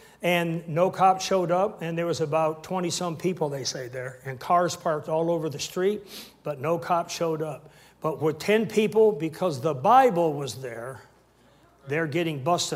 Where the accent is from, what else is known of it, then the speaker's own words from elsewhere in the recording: Canada; I'm a Canadian, full-blown Canadian minister